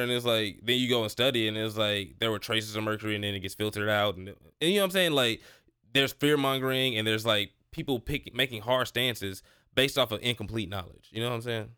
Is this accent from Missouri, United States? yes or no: yes; St. Louis, Missouri, United States; now in Texas, United States; I'm from Saint Louis, so, like, moving to Texas